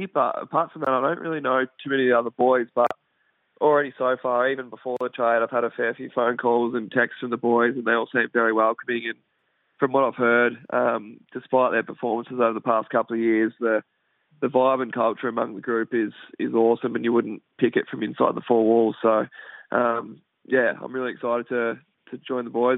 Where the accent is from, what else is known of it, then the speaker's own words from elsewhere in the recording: Horsham, Victoria, Australia; moved away as an adult; also born or lived in Perth; I am Victorian. I'm a Horsham boy, so Perth is a long way from home.